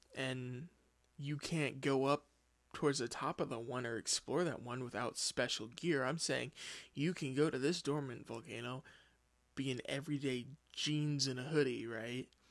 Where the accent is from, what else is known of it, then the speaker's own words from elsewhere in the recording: United States; I'm from the United States